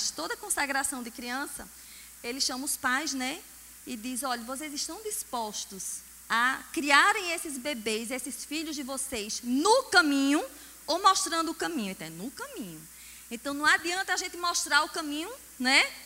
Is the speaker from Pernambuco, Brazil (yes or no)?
yes; Caruaru, Pernambuco, Brazil; E olha que eu nasci em Caruaru.